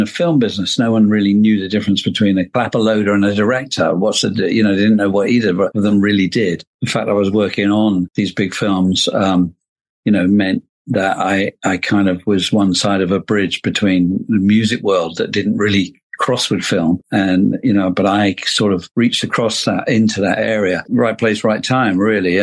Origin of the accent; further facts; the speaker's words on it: London, United Kingdom; also born or lived in Dublin, Ireland; I grew up in London